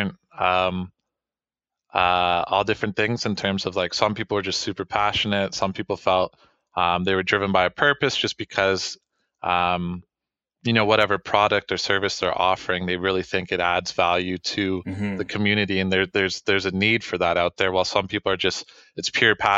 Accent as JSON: {"language": "English", "town": "Waterloo", "region": "Ontario", "country": "Canada", "said": "I'm from Waterloo"}